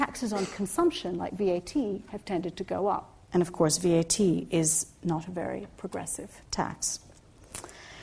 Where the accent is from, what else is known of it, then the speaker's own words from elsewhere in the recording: Egypt; now in United Kingdom; I was born in Egypt